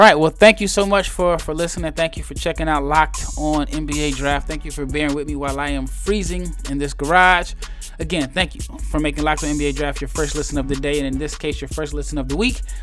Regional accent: Omaha, Nebraska, United States; I am from Omaha, Nebraska

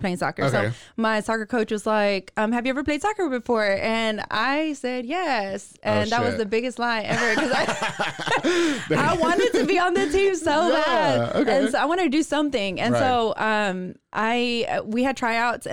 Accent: Waco, Texas, United States; I was born and raised here in Waco, from the streets of 17th Street

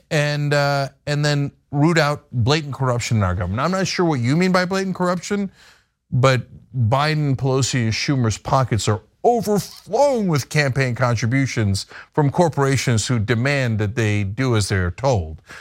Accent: New Jersey, United States; New Jersey, uh, my home state

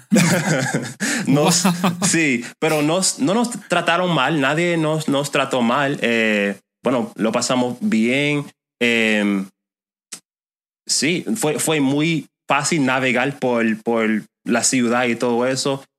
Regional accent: Chicago, Illinois, United States; Spanish is a second language; moved away as an adult; also born or lived in South Florida; now in West Palm Beach, United States; yo nací en Chicago, en, un suburbio de, Chicago, em, y me mudé aquí hace un año y medio

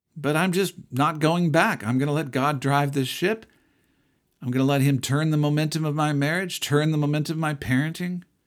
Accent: United States; I'm an American

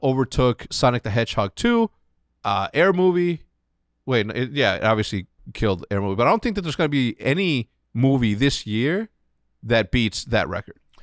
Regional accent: Chicago, Illinois, United States; growing up in Chicago

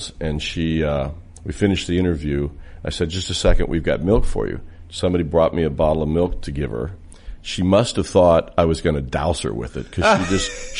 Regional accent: Indianapolis, Indiana, United States; I grew up in Indianapolis

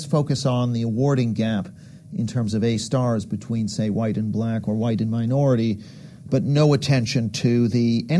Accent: Canada; I'm from Canada

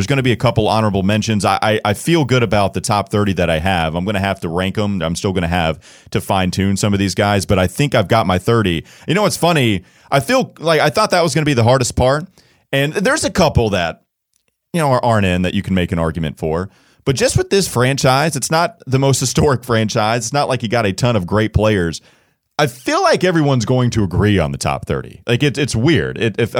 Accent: the South, United States; now in Charlotte, United States; we're from the South, right? So we're in Charlotte.

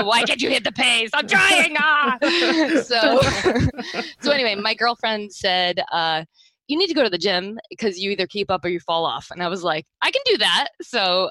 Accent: Rhode Island, United States; now in South Florida, United States; I'm not originally from here. I'm from Rhode Island originally

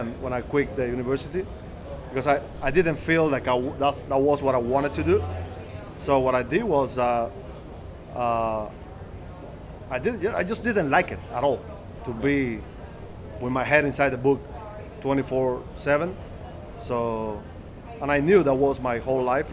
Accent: Havana, Cuba; moved away; I was born and raised in Havana, Cuba

